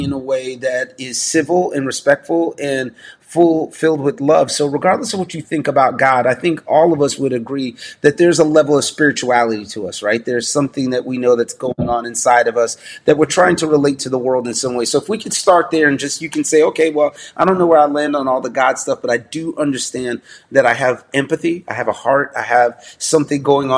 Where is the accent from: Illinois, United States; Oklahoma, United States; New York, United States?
New York, United States; New York City; I'm from New York City